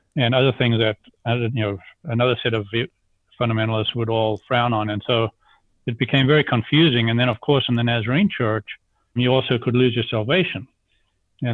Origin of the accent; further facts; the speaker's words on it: South Africa; moved away as an adult; also born or lived in Zambia; now in United States; I'm an accent without a country now after 43 years of having left South Africa. I grew up in Zambia in South Africa